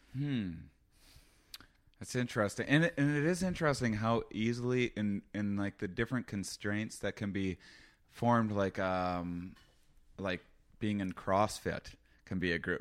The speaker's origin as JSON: {"language": "English", "region": "Wisconsin", "country": "United States", "tie": "born or raised there", "moved": "yes", "said": "First off, I'm from Wisconsin. I'm from a very small town in Wisconsin."}